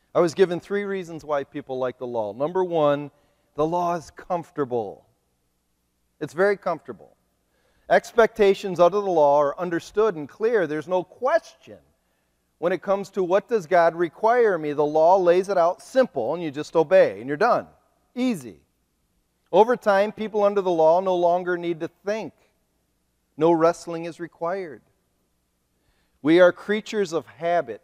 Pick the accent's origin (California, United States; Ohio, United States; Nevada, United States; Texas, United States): Ohio, United States; moved away as an adult; now in Kent City, United States; I am a missionary from Ohio